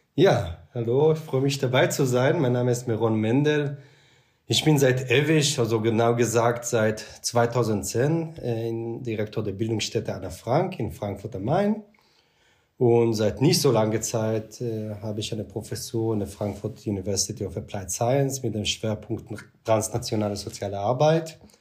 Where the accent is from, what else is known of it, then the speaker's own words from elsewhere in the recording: Israel; German is a second language; moved away as an adult; now in Germany; ich bin im Kibbutz auch aufgewachsen